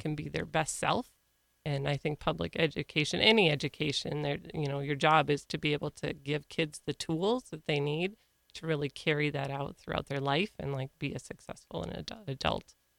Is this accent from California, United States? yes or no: no; Ortonville, Minnesota, United States; also born or lived in Kerkhoven, Minnesota / Big Lake, Minnesota; I grew up in Ortonville, went to school, then graduated from Ortonville